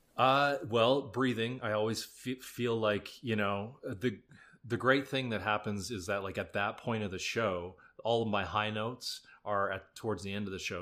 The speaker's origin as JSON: {"language": "English", "region": "Alberta", "country": "Canada", "tie": "born or raised there", "also_born_or_lived": "Drumheller", "moved": "yes", "said": "I grew up in Alberta"}